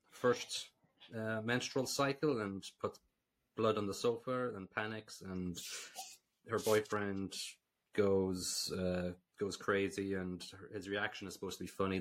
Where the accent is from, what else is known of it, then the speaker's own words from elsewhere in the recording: Ireland; as an Irish person